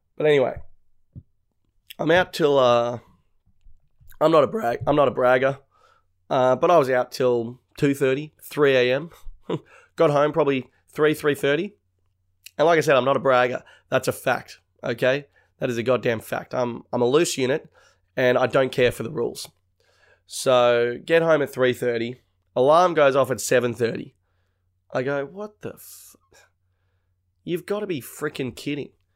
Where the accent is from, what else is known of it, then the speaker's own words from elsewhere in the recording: North Shore, New South Wales, Australia; we're from, like, the North Shore.